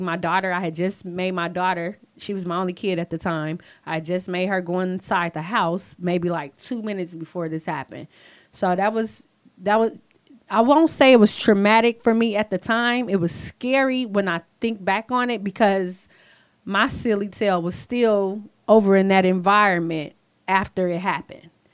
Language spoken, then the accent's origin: English; St. Louis, Missouri, United States; now in Renton, United States; Growing up in St. Louis was kind of rough